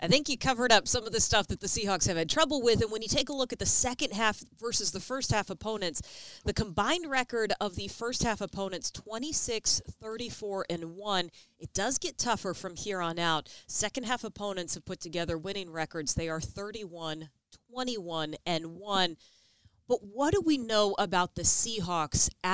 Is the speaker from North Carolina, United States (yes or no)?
no; Houston, Texas, United States; now in Seattle, United States; I am from the Houston area